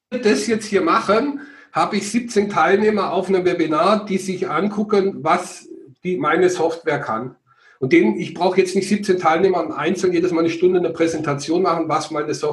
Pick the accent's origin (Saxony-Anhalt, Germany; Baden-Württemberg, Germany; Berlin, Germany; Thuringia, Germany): Baden-Württemberg, Germany; Schwäbisch Hall; also born or lived in Ruhr area; now in Bavaria, Germany; Also ich bin geboren im Ruhrgebiet, bin dann verschleppt worden mit sieben Jahren ins Schwärmenland nach Schwäbisch Hall und bin dann 1996 geflüchtet nach Bayern.